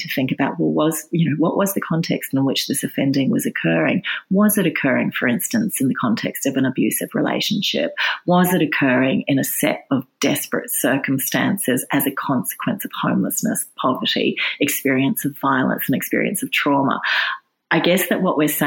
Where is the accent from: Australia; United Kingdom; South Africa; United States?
Australia; New South Wales; in New South Wales, which is my home state